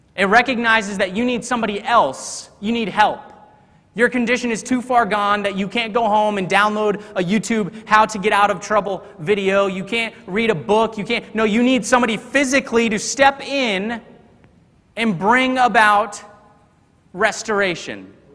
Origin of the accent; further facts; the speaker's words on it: Texas, United States; moved away; I grew up in Texas, and those Texas roots they run deep